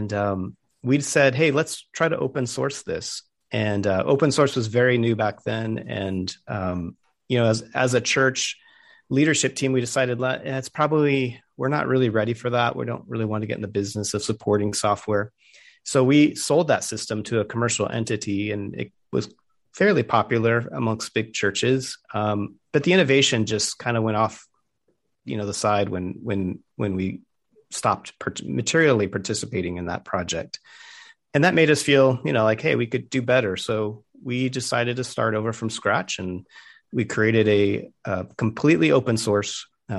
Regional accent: Tucson, Arizona, United States; Yes, I was born in Tucson.

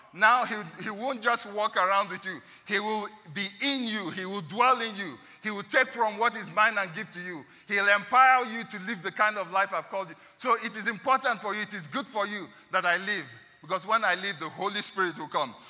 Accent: Nigeria; I'm a Nigerian of Igbo descent

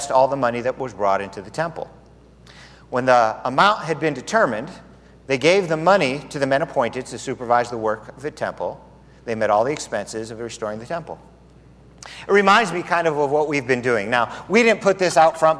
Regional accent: Southern California, United States; now in Tucson, United States; I'm from Southern California where you can taste the air. We've got good air here

